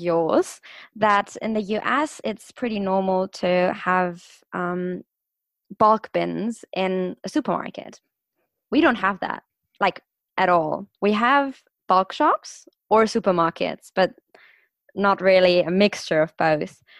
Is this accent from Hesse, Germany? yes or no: no; Stuttgart, Baden-Württemberg, Germany; also born or lived in London; I'm from Stuttgart. I'm from the car city in, in Germany